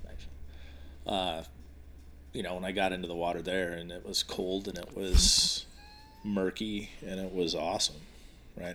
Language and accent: English; Washington, United States; I grew up in Washington State